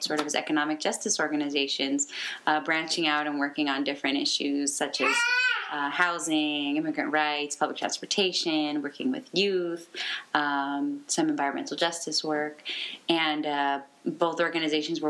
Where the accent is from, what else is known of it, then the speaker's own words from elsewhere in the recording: Santa Maria, California, United States; I've lived nearly all my life here in Santa Maria